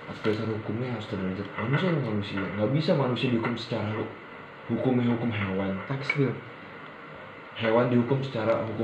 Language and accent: Indonesian; Jakarta, Indonesia; Kita orang Betawi. Ini orang Betawi nih